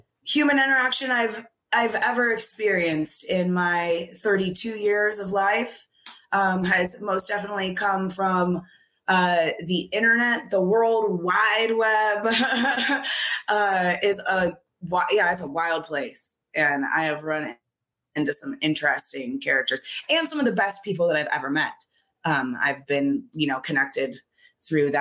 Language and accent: English; Gresham, Oregon, United States; I grew up in like the outer skirts, like Gresham